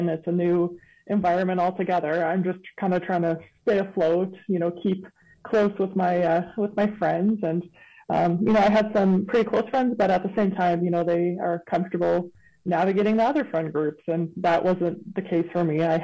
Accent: Windsor Park, Manitoba, Canada; I came from General Vanier, so pretty close, still in Windsor Park, so I was still in walking distance

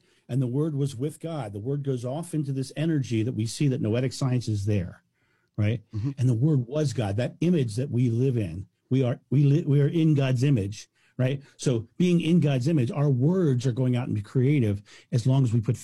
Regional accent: United States; I'm American

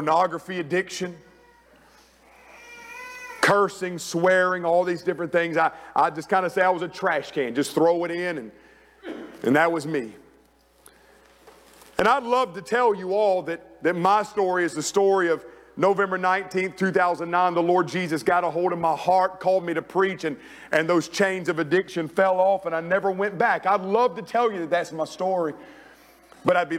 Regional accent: Rock Hill, South Carolina, United States; moved away as an adult; I get back home to Rock Hill, South Carolina.

